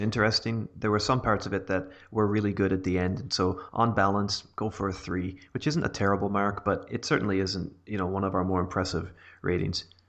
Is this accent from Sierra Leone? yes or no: no; Canada; I am Canadian